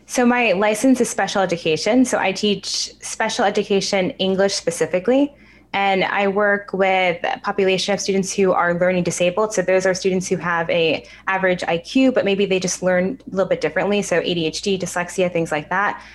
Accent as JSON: {"language": "English", "region": "New York", "country": "United States", "tie": "born or raised there", "said": "I'm actually born and raised in New York, so I've never been anywhere else. But my family lives out in the suburbs"}